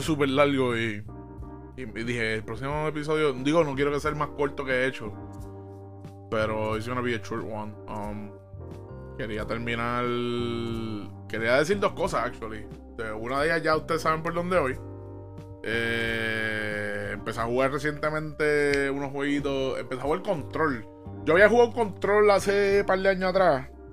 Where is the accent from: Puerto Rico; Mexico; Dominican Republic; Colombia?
Puerto Rico; yo como buen puertorriqueño